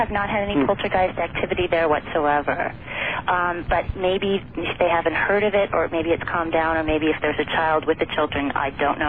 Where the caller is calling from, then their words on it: Seattle, Washington, United States; I'm calling from Seattle, Washington.